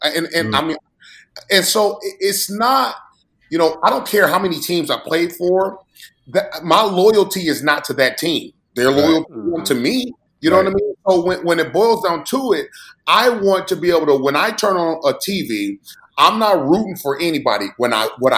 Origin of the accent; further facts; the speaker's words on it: Indiana, United States; I'm from Indiana